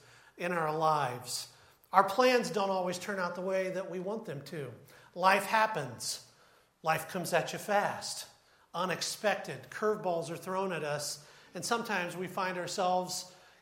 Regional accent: Troy, Ohio, United States; I grew up in Troy, and we were about 15 minutes from Wright-Patterson Air Force Base

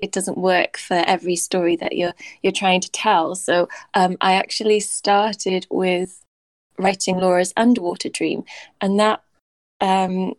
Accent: Swansea, Wales, United Kingdom; moved away as an adult; now in London, United Kingdom; I'm from Swansea, so it was my first kind of time in London away from my family

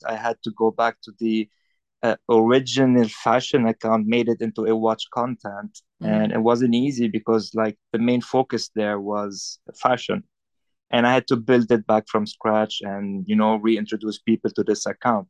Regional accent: Beirut, Beirut Governorate, Lebanon; moved away as an adult; also born or lived in Paris; now in Hong Kong; I'm from Lebanon. I was born and bred in Beirut, Lebanon. I grew up there, spent most of my life there.

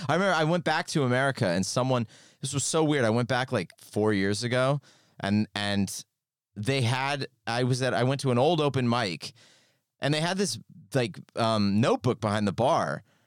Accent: California, United States; moved away as an adult; now in United Kingdom; I'm from California

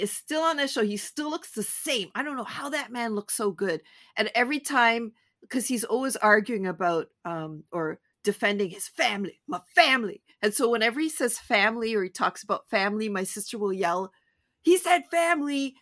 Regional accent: Canada; I'm so Canadian

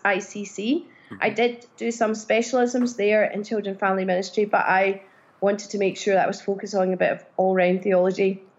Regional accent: Glasgow, Scotland, United Kingdom; also born or lived in Edinburgh / Cardiff, Wales; My significant growing up years were in Glasgow.

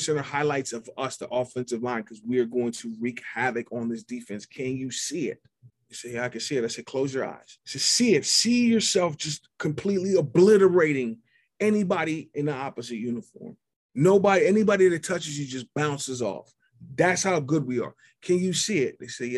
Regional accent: Pittsburgh, Pennsylvania, United States; I'm from Pittsburgh. I'm from Squirrel Hill, which is the second largest Jewish community in this country. I grew up in a world where nobody looked like me

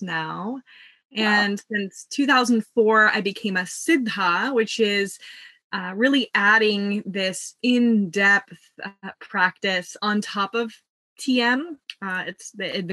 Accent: Midwest, United States; I was born in the Midwest, where there is a community of around 5,000 meditators. And so I grew up with my parents meditating twice a day

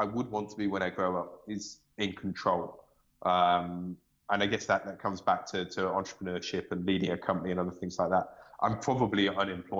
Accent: United Kingdom; I'm British

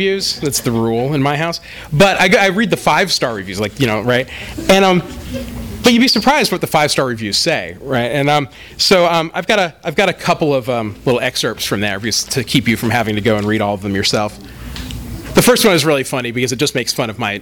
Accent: Bay Area, California, United States; Because my family moved to the Bay Area when I was still very young, and because I'm the youngest child, I consider myself the only real Californian in my family.

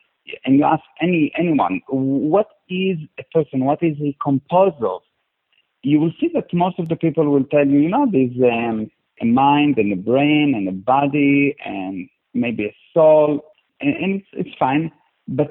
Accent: Israel; now in Cape Town, South Africa; I was born in Israel in a very, very, very small city next to the border

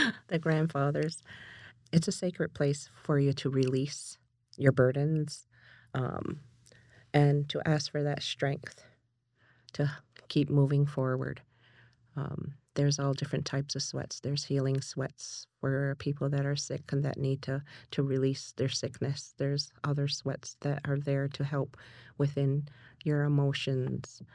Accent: Canada; moved away; also born or lived in Six Nations / Toronto; I'm originally from Haku sas ni

